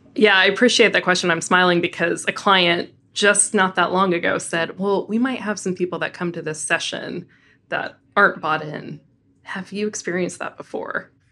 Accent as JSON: {"language": "English", "town": "Denver", "region": "Colorado", "country": "United States", "tie": "born or raised there", "moved": "yes", "said": "I am a very proud Coloradan. So born and raised in Denver"}